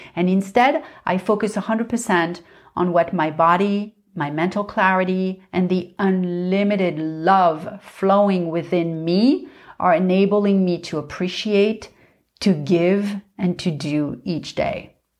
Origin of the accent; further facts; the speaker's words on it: Paris, Île-de-France, France; I grew up in Paris